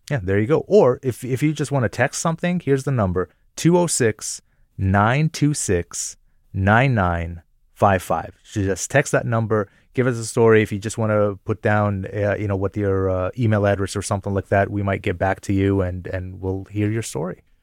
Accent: Jordan; also born or lived in upstate New York, United States; now in United States; I'm a Palestinian American, but I was born and raised in Jordan

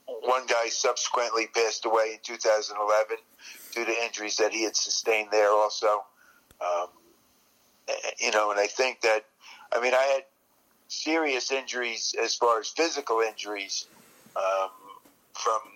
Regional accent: New Jersey, United States; I grew up in New Jersey.

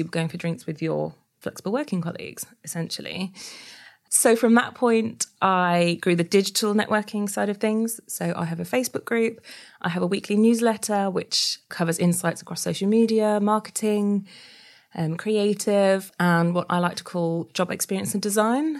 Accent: Yorkshire and the Humber, United Kingdom; moved away as an adult; also born or lived in New South Wales, Australia; I'm actually, uh, from Yorkshire

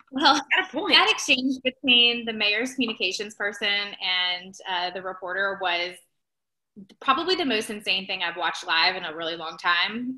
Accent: Ohio, United States; moved away; I am originally from Ohio

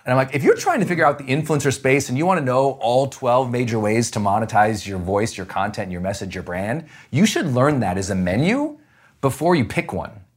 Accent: Montana, United States; Growing up in Montana, we just had nothing

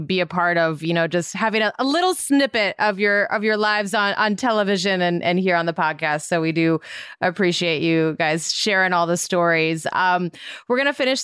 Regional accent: Montana, United States; I'm from Montana, so I can relate. I grew up on a farm

